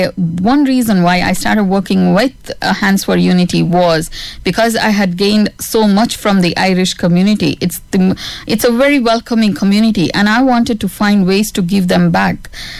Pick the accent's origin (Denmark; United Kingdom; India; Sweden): India; now in Ireland; I'm still Indian citizen.